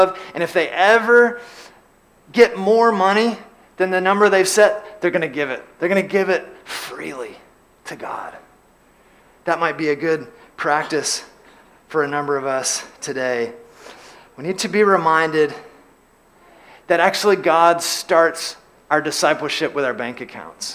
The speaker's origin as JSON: {"language": "English", "town": "LaGrange", "region": "Georgia", "country": "United States", "tie": "born or raised there", "said": "I grew up in LaGrange, Georgia, and in LaGrange, Georgia, we have a lake"}